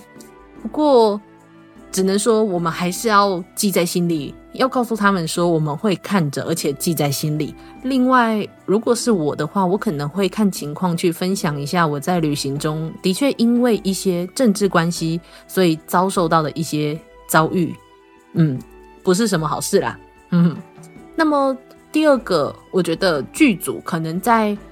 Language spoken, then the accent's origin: Chinese; Taiwan; 那我身为一个台湾人。我虽然看得出来说他在故事中是有各自的影射，不过以一个台湾人来说，那个土国太清朝了